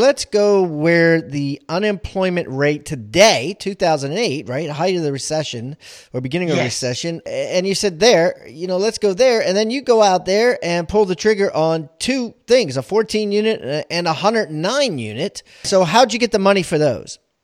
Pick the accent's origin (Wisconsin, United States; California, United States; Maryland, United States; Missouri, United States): Maryland, United States; also born or lived in Columbia, Maryland; I grew up in Maryland